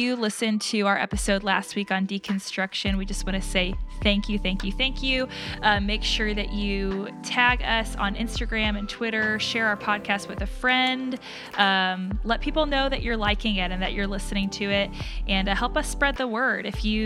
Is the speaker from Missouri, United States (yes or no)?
yes; Southern Jefferson County, Missouri, United States; I grew up in a Southern Baptist church, teeny tiny town in Southern Jefferson County in Missouri